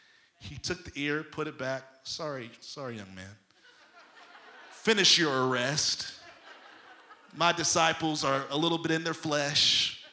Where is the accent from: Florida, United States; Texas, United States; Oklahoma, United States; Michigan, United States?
Michigan, United States; Detroit; I'm holy, but don't cross me, because I'm from Detroit.